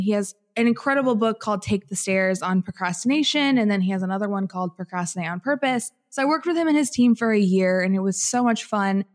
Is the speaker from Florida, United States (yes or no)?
no; Southern Illinois, United States; moved away as an adult; I'm originally from Southern Illinois and from like central southern Illinois, grew up in a farming community of about 500 people